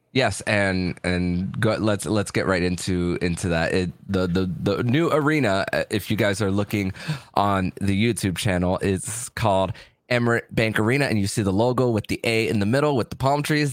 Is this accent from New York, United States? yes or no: no; West Kendall, Florida, United States; moved away; I grew up in West Kendall